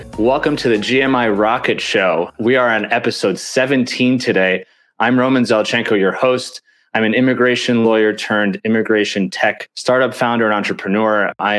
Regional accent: New York City, New York, United States; That's so funny, because as a New Yorker

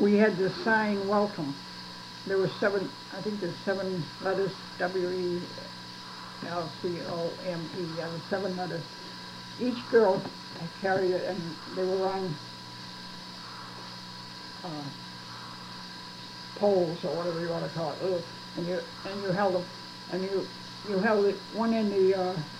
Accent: Brookline, New Hampshire, United States; moved away; I'm from Brookline, New Hampshire.

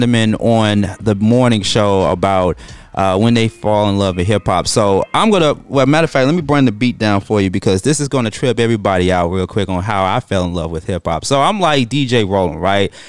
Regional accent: Atlanta, Georgia, United States; I'm from the South, from the Dirty Dirty, from the ATL

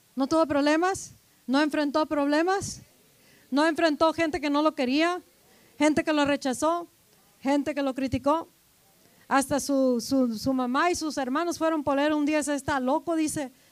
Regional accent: Mexico; porque somos mexicanos, nomás hablamos español y a veces en inglés, a veces un poco pocho

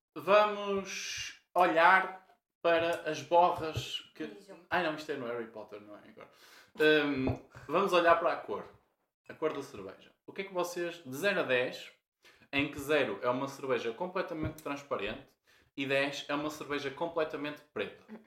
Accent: Porto, Norte, Portugal; sei se nota pelo sotaque, mas somos do Porto

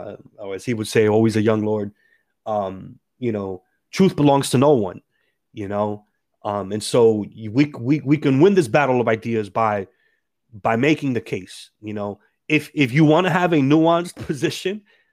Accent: Dominican Republic; I'm from the Dominican Republic.

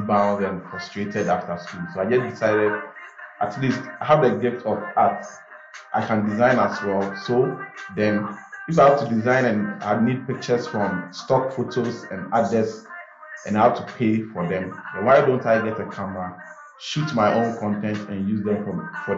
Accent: Kasoa, Central Region, Ghana; I'm from Kaswa. Who even have a laptop? We don't even have laptops in that community.

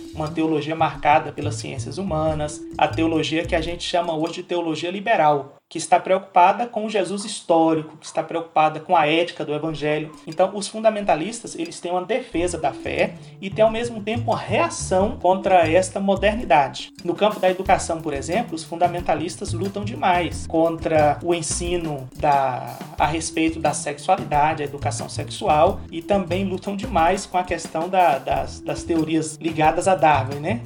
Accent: Vitória da Conquista, Bahia, Brazil; moved away as an adult; also born or lived in Olinda / Recife / Fortaleza; eu sou natural da cidade de Vitória da Conquista, na Bahia

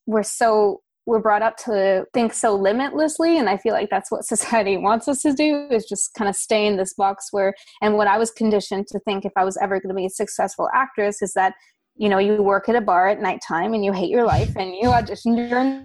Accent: Toronto, Ontario, Canada; moved away as an adult; also born or lived in Thailand; I'm from Canada, originally Toronto, to be exact

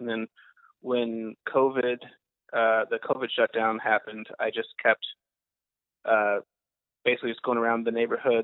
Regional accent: Madison, Wisconsin, United States; moved away as an adult; also born or lived in Seattle, Washington; now in Philadelphia, United States; I'm originally from Madison, Wisconsin

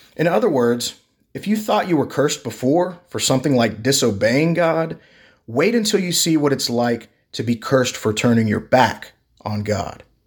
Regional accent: Texas, United States; I'm from Texas

